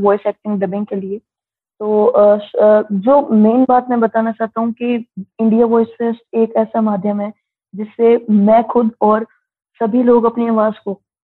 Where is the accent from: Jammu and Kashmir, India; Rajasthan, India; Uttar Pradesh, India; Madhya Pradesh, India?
Rajasthan, India; Suratgarh; मैं राजस्थान सूरतगढ़ से हूँ